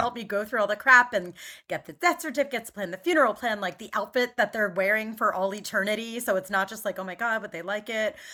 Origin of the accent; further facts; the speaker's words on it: Main Line, Philadelphia suburbs, Pennsylvania, United States; moved away as an adult; also born or lived in Atlanta, United States / Caracas, Venezuela / Spain / New York, United States; I grew up in the Main Line